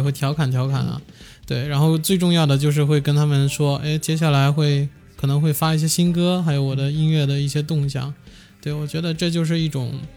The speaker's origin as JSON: {"language": "Chinese", "region": "Guangdong", "country": "China", "said": "因为我广东人嘛， 就当时香港乐坛最鼎盛的"}